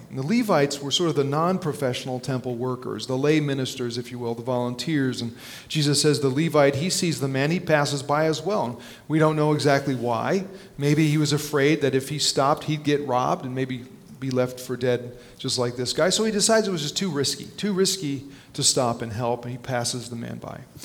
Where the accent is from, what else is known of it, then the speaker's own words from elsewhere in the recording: New Jersey, United States; when I was a little kid growing up in North Jersey